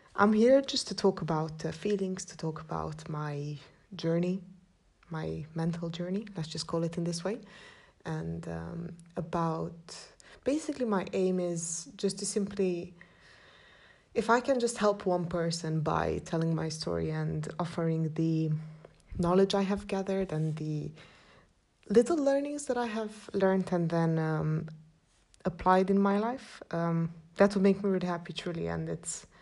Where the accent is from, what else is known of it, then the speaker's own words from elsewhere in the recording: Cluj-Napoca, Cluj County, Romania; I'm from Transylvania, a town called Cluj, which I do love with all my heart, and I've come to terms of loving my town